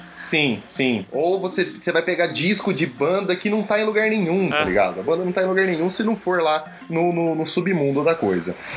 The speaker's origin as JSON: {"language": "Portuguese", "country": "Brazil", "moved": "yes", "said": "o que eu mais sinto falta do Brasil, eu acho que são, são os amigos"}